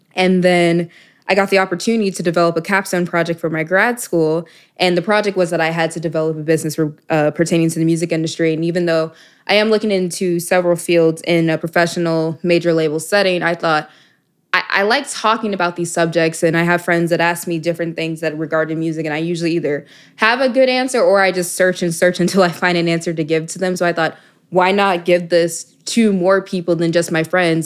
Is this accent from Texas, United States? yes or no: yes; Dallas, Texas, United States; moved away as an adult; also born or lived in Miami, Florida; I'm from Dallas, Texas originally